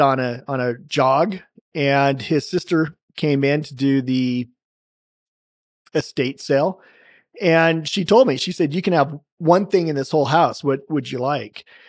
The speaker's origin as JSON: {"language": "English", "town": "Salem", "region": "Oregon", "country": "United States", "tie": "born or raised there", "said": "I grew up in Salem, Oregon"}